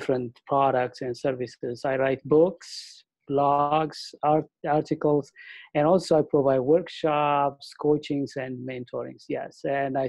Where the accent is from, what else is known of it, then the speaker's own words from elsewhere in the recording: Ethiopia; moved away as an adult; also born or lived in Africa; I am originally from Ethiopia in the eastern part of Africa. I came here in 2005.